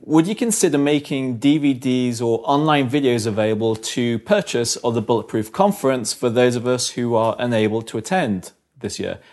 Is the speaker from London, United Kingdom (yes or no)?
yes; London, United Kingdom; I'm from London